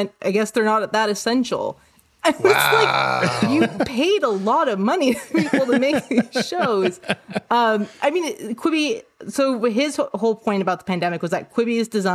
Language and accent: English; Canada; moved away as an adult; also born or lived in New York City; I'm Canadian and I have Canadian healthcare insurance